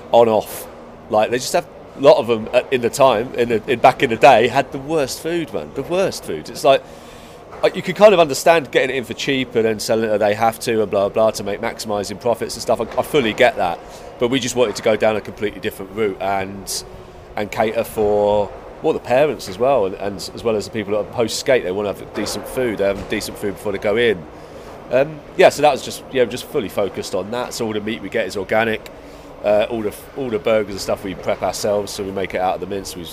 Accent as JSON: {"language": "English", "area": "Kent", "region": "South East England", "country": "United Kingdom", "moved": "yes", "lives_now": "Cardiff, United Kingdom", "said": "I'm from Kent. Kent. Okay. Yeah, right. Okay. Yeah. So a little tiny village on, on the Kent coast, um, near, oh, not too far from Folkestone."}